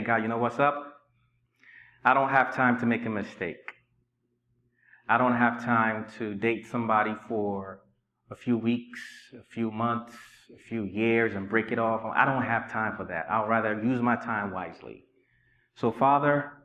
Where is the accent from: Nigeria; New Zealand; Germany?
Nigeria; moved away as an adult; also born or lived in Inglewood, California / Richmond, Virginia; now in United States; I was raised in Nigeria for 19 years